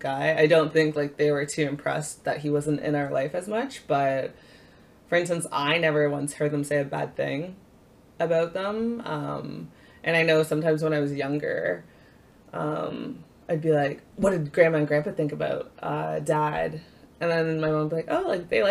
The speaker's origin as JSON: {"language": "English", "town": "Barrie", "region": "Ontario", "country": "Canada", "tie": "born or raised there", "also_born_or_lived": "Alliston, Ontario", "said": "I was born in Alliston, Ontario, which is about 20 minutes outside of Barrie, but I grew up in Barrie"}